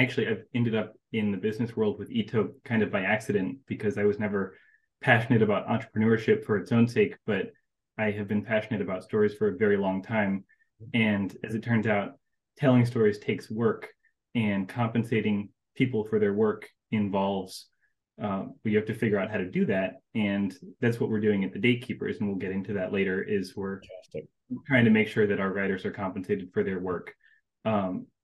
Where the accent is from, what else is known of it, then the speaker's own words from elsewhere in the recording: Asheville, North Carolina, United States; moved away; also born or lived in Raleigh, North Carolina; I was born and raised in North Carolina, and I was born in Raleigh. I was raised most of my life in Asheville